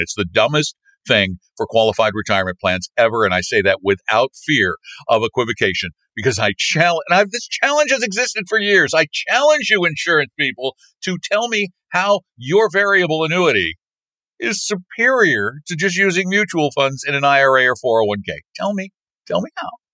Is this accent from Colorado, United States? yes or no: yes; Colorado, United States; This is from like my hometown. it's in Colorado